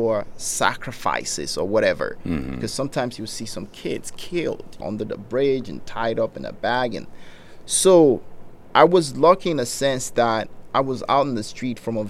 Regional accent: Nigeria; English is a second language; also born or lived in United States; now in Riverside, United States; when I was growing up in Nigeria

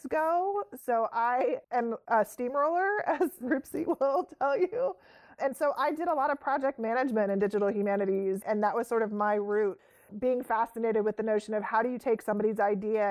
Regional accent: near Wright-Patterson Air Force Base, Ohio, United States; I grew up near Wright-Patterson Air Force Base in Ohio

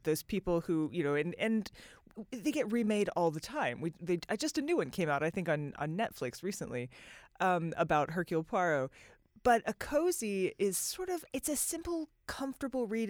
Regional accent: United States; as an American

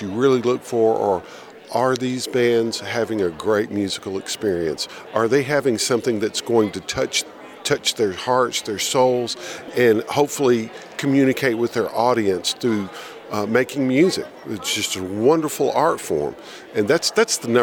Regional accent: Helena, Alabama, United States; I'm from Helena, Alabama.

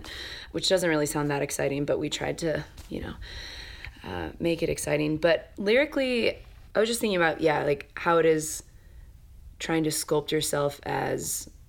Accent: Dixon, Illinois, United States; now in Chicago, United States; We all live in Chicago, but we grew up in... I grew up in Dixon, Illinois.

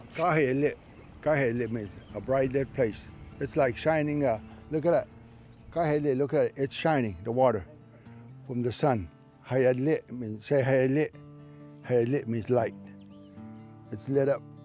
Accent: Everglades tree island, Florida, United States; So that's when we moved from Casalapo all the way to that island. And that's where I was born

